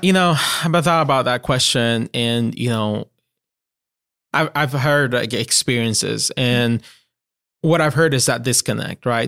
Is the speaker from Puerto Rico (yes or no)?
yes; Puerto Rico; first language Spanish; English is a second language; moved away as an adult; now in Greenville, United States; I was born, born and raised in Puerto